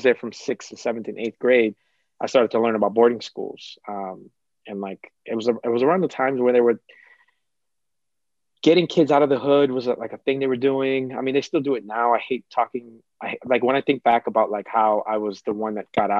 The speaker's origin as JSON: {"language": "English", "town": "Boston", "region": "Massachusetts", "country": "United States", "tie": "born or raised there", "first_language": "Cape Verdean Creole", "second_language": "English", "said": "I grew up in a time in Dorchester where violence was like rising"}